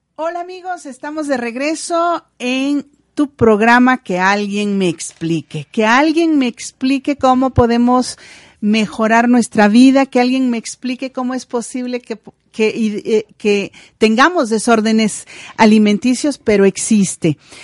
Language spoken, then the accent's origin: Spanish; Mexico; Somos un pueblo mexicano que usamos la culpa para poder eh, cuidar y obtener y, educar a nuestros hijos.